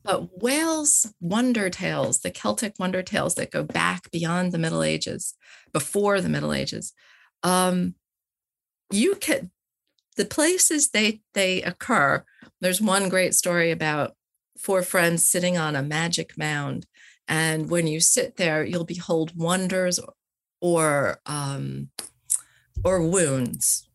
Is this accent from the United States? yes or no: yes; United States; moved away; also born or lived in Wales; I come as an American